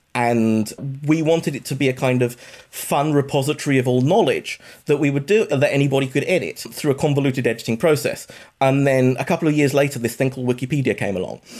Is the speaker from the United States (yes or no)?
no; United Kingdom; accent: British; I went to university in the U K. This may be obvious from my accent